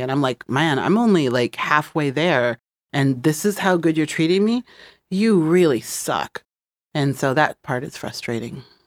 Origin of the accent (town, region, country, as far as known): Midwest, United States; moved away; also born or lived in Los Angeles / New York